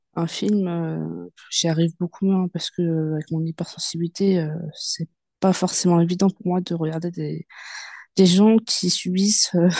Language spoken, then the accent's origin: French; Seine-Saint-Denis, Île-de-France, France; also born or lived in Yvelines (78); je suis née, euh, dans 78 et euh, j'ai grandi, euh, enfin j'ai fait une partie de mon enfance en 78 et quand j'ai commencé à devenir, une petite, une petite fille, ben, j'ai grandi dans le 93 et j'ai toujours été dans 93